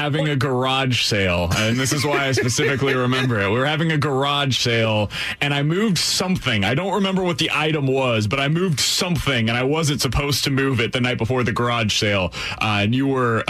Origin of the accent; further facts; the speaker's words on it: Missouri, United States; growing up in Missouri